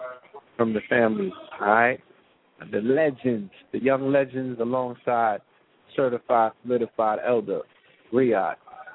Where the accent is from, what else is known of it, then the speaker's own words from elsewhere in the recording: St. Croix, U.S. Virgin Islands; We grew up in St. Croix and the Virgin Islands.